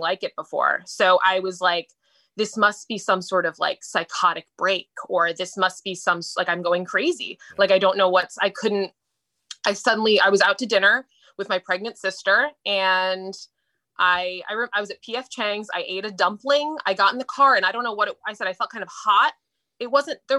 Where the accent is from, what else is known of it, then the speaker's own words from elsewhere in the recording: Falls Church, Virginia, United States; now in Media, United States; I grew up in Falls Church, Virginia, but I have lived kind of all over